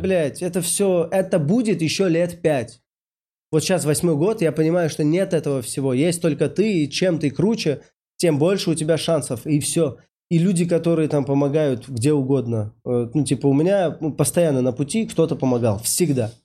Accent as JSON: {"language": "Russian", "region": "Saint Petersburg", "country": "Russia", "said": "я, значит, из Питера"}